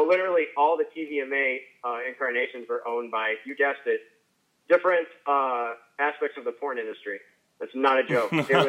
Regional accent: Illinois, United States; I grew up in Southern Illinois on Lake Lake.

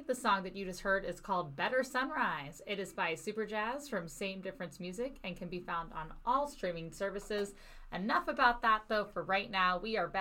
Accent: Cincinnati, Ohio, United States; moved away; I'm originally from Cincinnati, Ohio

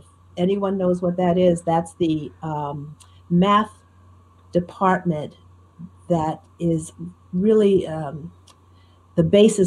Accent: Newark, New Jersey, United States; I grew up in Newark, New Jersey. My high school was in Newark, New Jersey. I was living there.

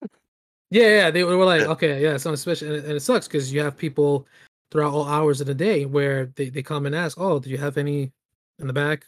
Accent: New York City, New York, United States; grew up in the Bronx

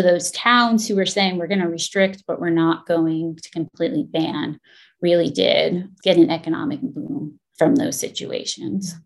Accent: coast of New Jersey, United States; the coast of New Jersey, where I grew up

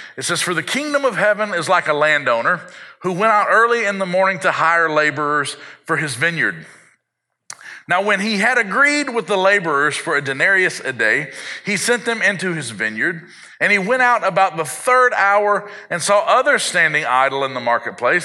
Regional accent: South Arkansas, United States; I had the benefit of growing up in South Arkansas, which is mostly agricultural

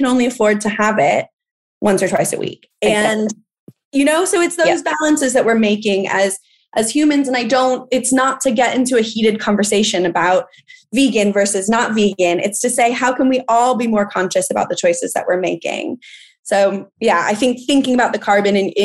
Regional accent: California, United States; accent: American; moved away as an adult; now in London, United Kingdom; I am from California. I'm from a place that has water scarcity issues, and they're being impacted constantly by agriculture in my home state

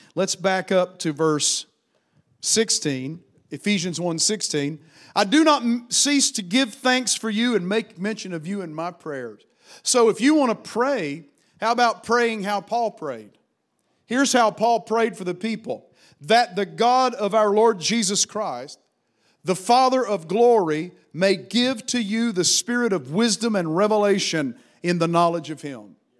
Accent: United States

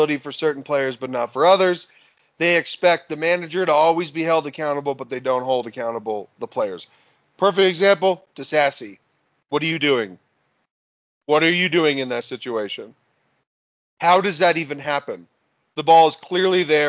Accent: United States; I'm an American

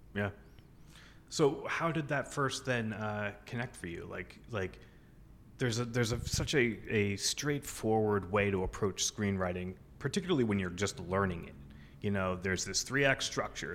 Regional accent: Keene, New Hampshire, United States; moved away as an adult; in my hometown.

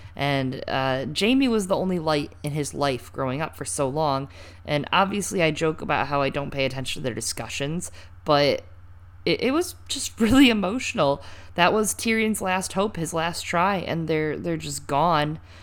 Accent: Michigan, United States; I'm from Michigan. That's true. I I, I was born in Michigan

